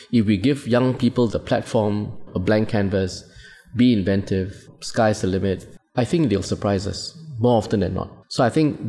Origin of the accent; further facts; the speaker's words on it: Singapore; us as Singaporeans